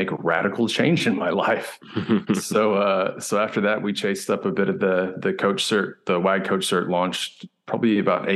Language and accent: English; Houston, Texas, United States; moved away as an adult; also born or lived in Austin, Texas / South Africa; now in Kentucky, United States; So I grew up in Houston, and I was there for about 18 years before moving up to Austin to go to the University of Texas